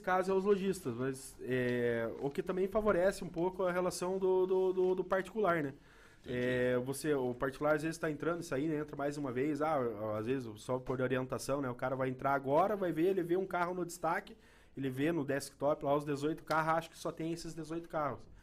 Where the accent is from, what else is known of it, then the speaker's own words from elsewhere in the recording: Guarapuava, Paraná, Brazil; eu nasci em Guarapava